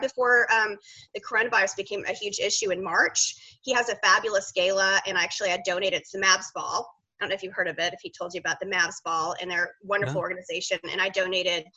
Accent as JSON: {"language": "English", "town": "Dallas", "region": "Texas", "country": "United States", "tie": "born or raised there", "said": "I'm from Dallas originally. I'm the only cast member on Real Housewives born and raised in Dallas, fifth generation Texan."}